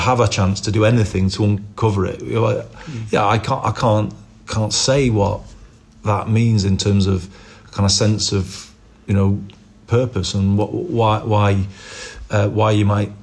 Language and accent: English; Liverpool, North West England, United Kingdom; moved away; also born or lived in Formby / Manchester; I wasn't Heighton. I was born in the Old Roan